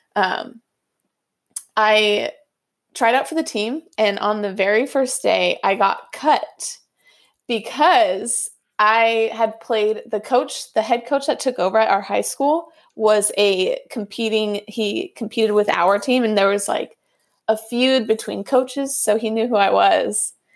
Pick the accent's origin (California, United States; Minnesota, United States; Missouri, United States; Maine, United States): California, United States; outside of Sacramento; also born or lived in Hawaii / Florida; this is where I grew up